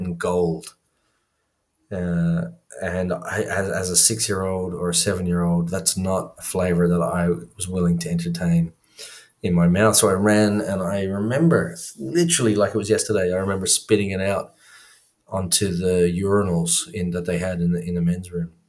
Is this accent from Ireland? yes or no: yes; Ireland; I grew up in Ireland